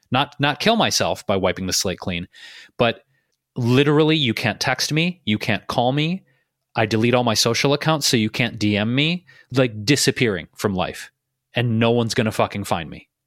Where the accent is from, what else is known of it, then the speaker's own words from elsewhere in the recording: Detroit, Michigan, United States; also born or lived in Chicago / New York City / Bay Area; now in Los Angeles, United States; I moved out of my hometown of Detroit, right? I lived in Chicago, I lived in New York City, I lived in the Bay Area, I've been in LA.